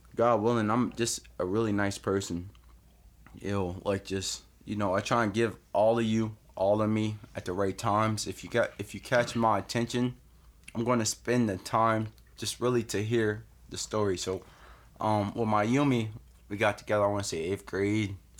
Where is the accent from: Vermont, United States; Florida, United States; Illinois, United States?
Florida, United States; West Palm Beach; I grew up downtown West Palm Beach